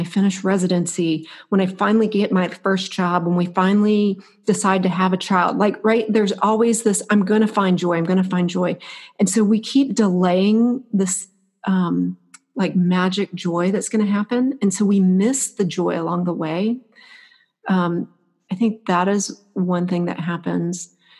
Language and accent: English; Florida, United States; moved away as an adult; now in Alaska, United States; I was born and raised in Florida